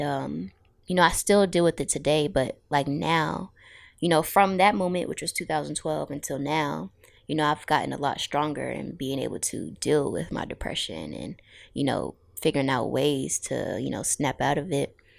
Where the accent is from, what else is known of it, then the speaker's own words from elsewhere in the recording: Suffolk, Virginia, United States; also born or lived in Norfolk; now in Newport News, United States; I'm from a lot of places, but I grew up in Suffolk and I currently live in Newport News